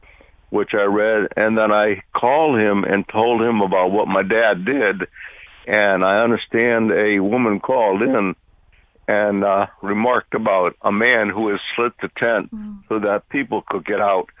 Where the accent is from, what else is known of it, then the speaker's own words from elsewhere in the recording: Bloomfield, Connecticut, United States; now in Florida, United States; I grew up in Bloomfield.